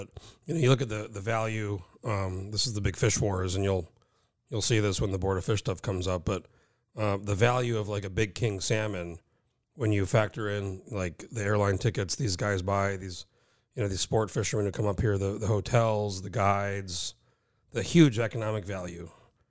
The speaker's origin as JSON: {"language": "English", "region": "New Mexico", "country": "United States", "tie": "born or raised there", "said": "I grew up in New Mexico."}